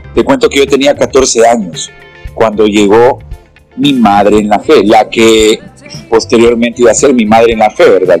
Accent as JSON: {"language": "Spanish", "country": "Honduras", "said": "me dedico mucho a la prédica aquí en mi país"}